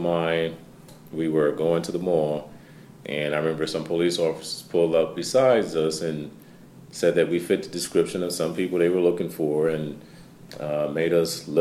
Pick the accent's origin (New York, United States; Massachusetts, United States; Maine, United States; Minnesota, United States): New York, United States; Albany; moved away as an adult; now in Syracuse, United States; Originally, I'm from Albany. So I tell everyone, I'm still an upstate New York guy